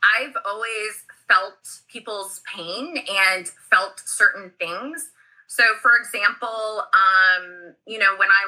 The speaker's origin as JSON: {"language": "English", "region": "Missouri", "country": "United States", "said": "I'm from the Midwest, like I'm from, you know, Missouri"}